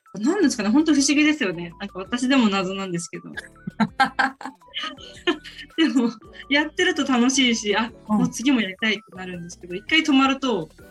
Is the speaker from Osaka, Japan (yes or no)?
no; Ibaraki, Japan; moved away as an adult; now in Miyakojima, Japan; 地元は茨城なんですけども